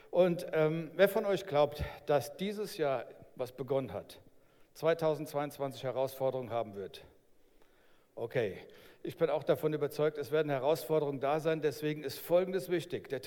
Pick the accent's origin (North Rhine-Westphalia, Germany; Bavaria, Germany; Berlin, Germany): Berlin, Germany; Okay, ich, bin ich bin auch ein Berliner, ich bin dort geboren.